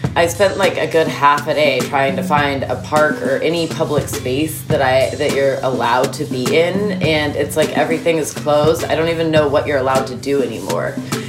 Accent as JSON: {"language": "English", "town": "Santa Cruz", "region": "California", "country": "United States", "tie": "born or raised there", "said": "I grew up in Santa Cruz, California."}